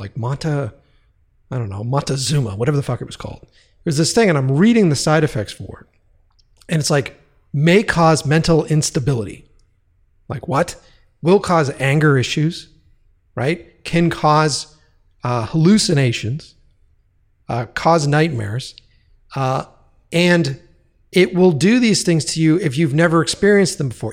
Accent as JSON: {"language": "English", "region": "East Coast", "country": "United States", "said": "we're all from the East Coast. We're all from that area."}